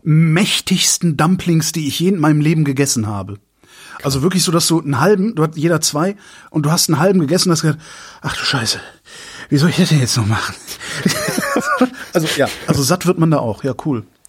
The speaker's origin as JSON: {"language": "German", "area": "Cologne suburbs", "region": "North Rhine-Westphalia", "country": "Germany", "tie": "born or raised there", "said": "ich bin ja in den, im, im Speckgürtel Kölns groß geworden"}